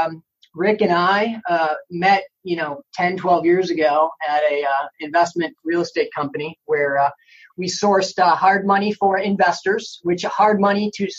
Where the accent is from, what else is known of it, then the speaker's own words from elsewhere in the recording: Chicago, Illinois, United States; moved away as an adult; now in Orlando, United States; from Chicago, Illinois